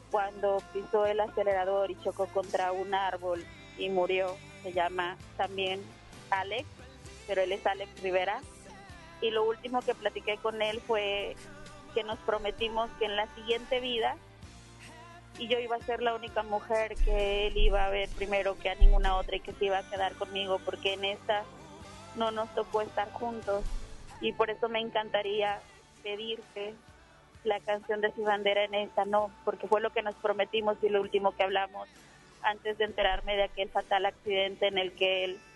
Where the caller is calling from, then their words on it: Apodaca, Nuevo León, Mexico; Desde Apodaca.